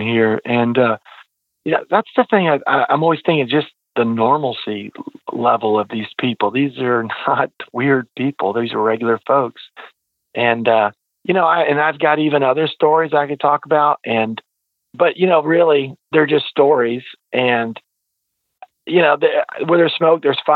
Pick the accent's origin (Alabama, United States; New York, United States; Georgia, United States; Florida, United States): Georgia, United States; Ringgold; moved away; also born or lived in Troup County, Georgia; I'm originally from North Georgia and a small town, Ringgold, Georgia.